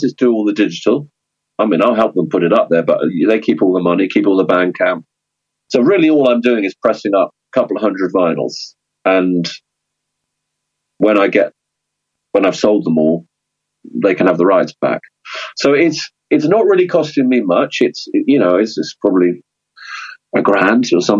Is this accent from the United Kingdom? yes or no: yes; London, United Kingdom; moved away as an adult; now in Brighton, United Kingdom; growing up in London, in the punk scene